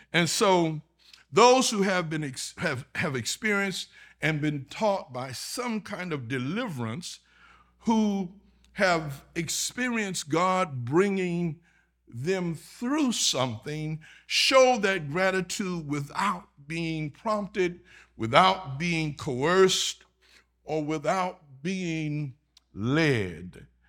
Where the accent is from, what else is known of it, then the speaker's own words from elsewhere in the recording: Augusta, Georgia, United States; moved away as an adult; now in Texas, United States; My home is in Georgia. I'm from Augusta, Georgia.